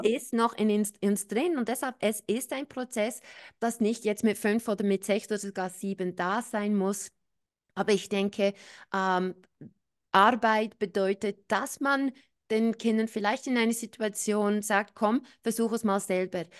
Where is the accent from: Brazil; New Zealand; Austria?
New Zealand; moved away; Ich bin ja in Neuseeland aufgewachsen.